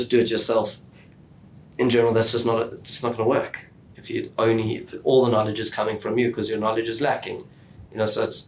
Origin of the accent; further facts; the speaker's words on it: Johannesburg, Gauteng, South Africa; moved away as an adult; also born or lived in Israel / Sydney, Australia; now in Melbourne, Australia; we grew up in Johannesburg